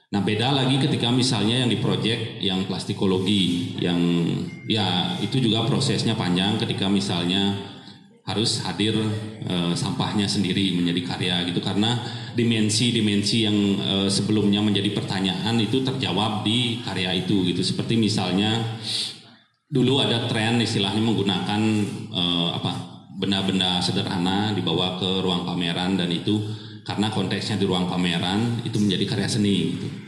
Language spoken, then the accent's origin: Indonesian; Bali, Indonesia; mereka sangat paham sekali uh, saya berasal dari Bali